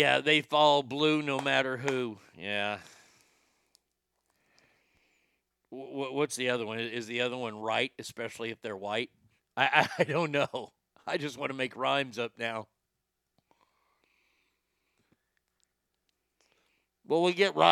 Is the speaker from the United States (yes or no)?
yes; United States; as an American